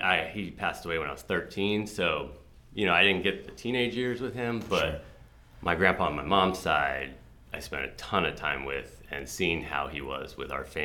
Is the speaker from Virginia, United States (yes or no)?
yes; Burke, Virginia, United States; moved away as an adult; also born or lived in Alexandria, Virginia; now in Frederick, United States; So I grew up in Northern Virginia. I was born in Alexandria. I lived there till I was 2, and then we moved to Fairfax County. So grew up in Burke, Virginia